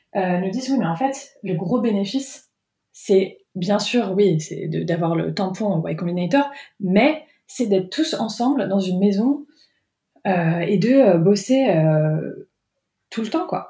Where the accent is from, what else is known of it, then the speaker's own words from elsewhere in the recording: France; moved away as an adult; also born or lived in Paris; now in England; en tant que Française, parce que je travaillais à Paris avant